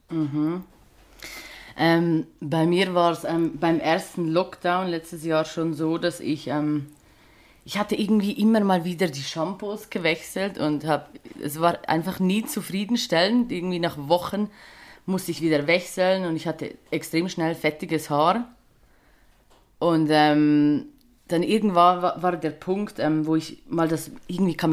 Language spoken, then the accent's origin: German; Switzerland; ich komme aus der Schweiz, wie man vielleicht äh, nicht überhören kann.